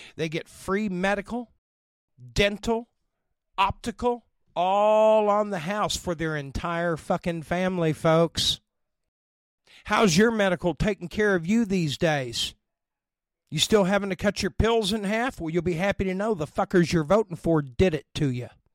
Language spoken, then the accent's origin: English; Oklahoma, United States; I'm from here